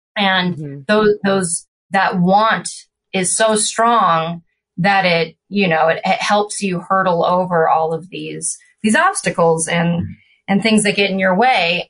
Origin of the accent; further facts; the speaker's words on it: California, United States; also born or lived in Florida; we grew up in California and my dad and his brothers were surfers